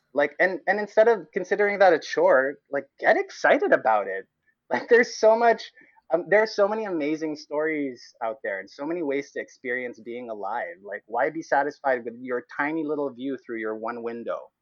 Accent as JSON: {"language": "English", "town": "Cebu", "region": "Central Visayas", "country": "Philippines", "tie": "born or raised there", "moved": "as an adult", "lives_now": "Halifax, Canada", "said": "I am Filipino Canadian. I grew up in Cebu"}